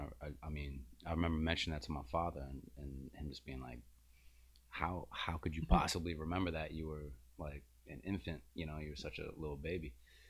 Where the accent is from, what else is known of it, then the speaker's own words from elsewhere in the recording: New Orleans, Louisiana, United States; also born or lived in Slidell, Louisiana / Chicago; I grew up in New Orleans, in New Orleans area. Spent my whole life here. I actually, I just figured out recently that I'm a ninth generation New Orleanian.